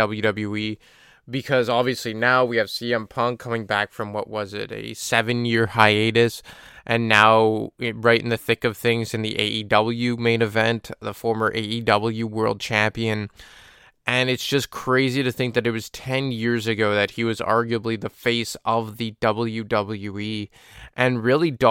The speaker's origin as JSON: {"language": "English", "town": "Montreal", "region": "Quebec", "country": "Canada", "tie": "born or raised there", "said": "my hometown of Montreal"}